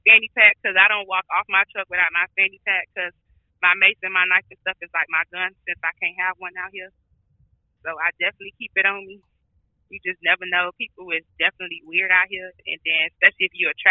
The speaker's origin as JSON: {"language": "English", "town": "Miami", "region": "Florida", "country": "United States", "said": "I'm from Miami, so we only get two seasons, summer and hurricane. So I wasn't used to snow or none of that."}